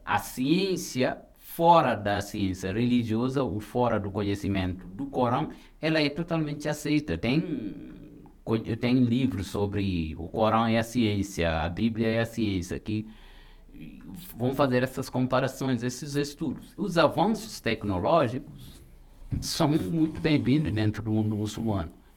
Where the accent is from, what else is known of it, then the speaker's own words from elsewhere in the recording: Senegal; now in Brazil; sou senegalês